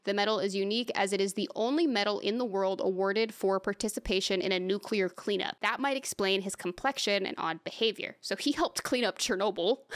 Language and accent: English; United States; as an American